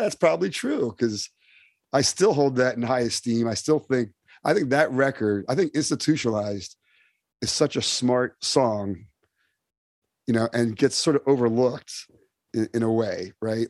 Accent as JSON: {"language": "English", "town": "Summit", "region": "New Jersey", "country": "United States", "tie": "born or raised there", "also_born_or_lived": "Europe", "said": "I grew up in Summit, New Jersey, which is uh, a suburb, an affluent suburb"}